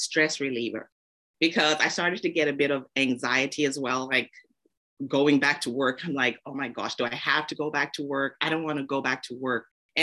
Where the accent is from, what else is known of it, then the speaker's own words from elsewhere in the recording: Zambia; moved away; also born or lived in United Kingdom / North America; Moved back to Zambia. I'm originally from Zambia. So we moved back to Zambia